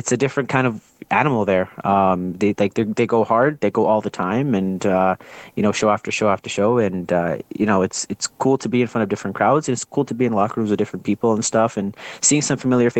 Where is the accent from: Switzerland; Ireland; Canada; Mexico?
Canada; Ontario; now in Alberta, Canada; I'm originally from Ontario as well.